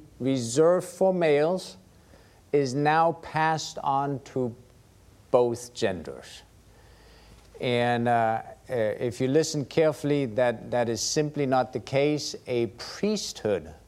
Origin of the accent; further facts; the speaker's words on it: Germany; moved away; growing up in Germany as a Lutheran